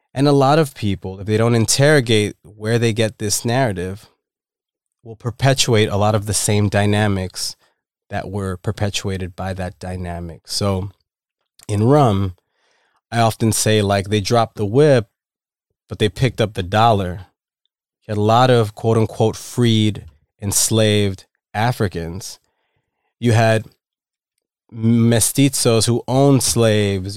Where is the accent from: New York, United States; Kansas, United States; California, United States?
New York, United States; New York City; also born or lived in Dominican Republic; Dominican immigrant, Bronx raised